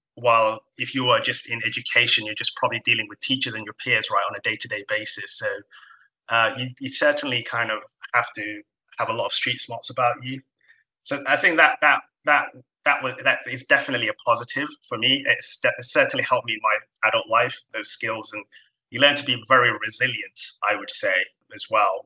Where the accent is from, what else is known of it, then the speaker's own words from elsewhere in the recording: Somalia; now in United Kingdom; I'm kind of from Africa, Somalia specifically and I wasn't born in this country.